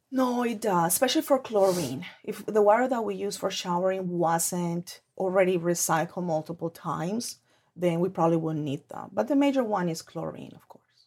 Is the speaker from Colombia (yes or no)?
yes; Colombia; moved away; I grew up in Colombia, and that's actually how I was raised